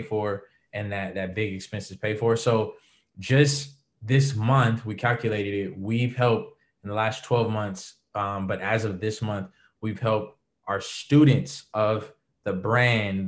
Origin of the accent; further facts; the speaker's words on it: Los Angeles, California, United States; Born and raised in LA. Angelino, native LA boy